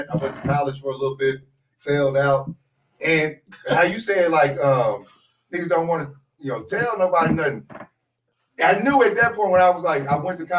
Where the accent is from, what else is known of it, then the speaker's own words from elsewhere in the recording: Waco, Texas, United States; I'm from East Waco, pre-gentrified East Waco.